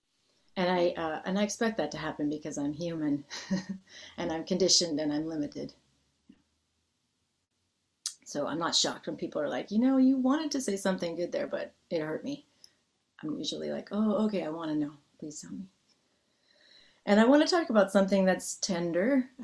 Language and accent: English; United States; a person growing up in the United States